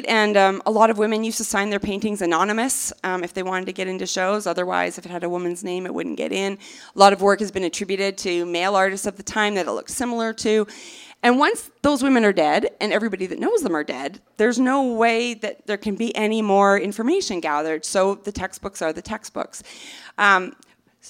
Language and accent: English; Canada; now in United States; I'm Canadian